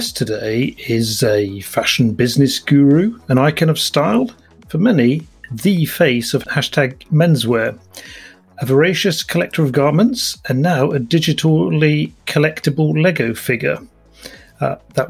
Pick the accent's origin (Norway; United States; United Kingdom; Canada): Norway; a Norwegian